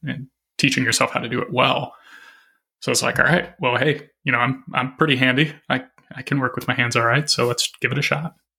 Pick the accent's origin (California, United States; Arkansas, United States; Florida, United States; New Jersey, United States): Arkansas, United States; moved away as an adult; now in Minneapolis, United States; I grew up in Arkansas